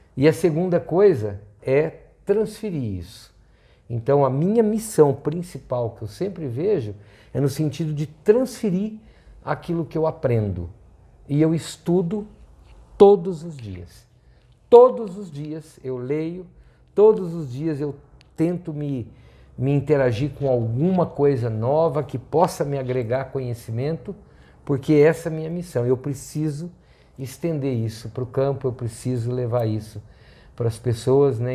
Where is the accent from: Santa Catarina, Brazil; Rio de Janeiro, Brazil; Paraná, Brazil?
Paraná, Brazil; northern; moved away; also born or lived in São Paulo (state); uma pessoa que nasceu no estado de São Paulo, foi criado no norte do Paraná, terra roxa